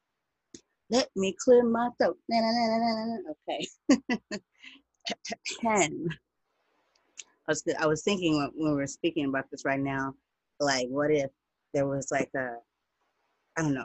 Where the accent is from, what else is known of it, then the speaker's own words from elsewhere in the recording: United States; I'm black, I'm American